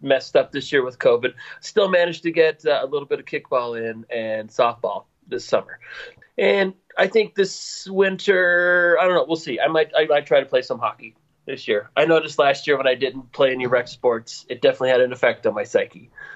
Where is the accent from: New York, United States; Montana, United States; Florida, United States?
Montana, United States; Bozeman; moved away as an adult; I was born and raised in Bozeman, Montana